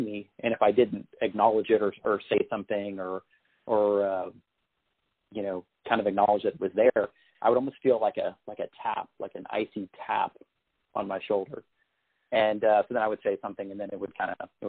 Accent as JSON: {"language": "English", "town": "San Antonio", "region": "Texas", "country": "United States", "tie": "born or raised there", "also_born_or_lived": "Austin, Texas", "said": "I grew up in San Antonio, Texas, which is a town that it's kind of famous for having some pretty interesting little haunted areas"}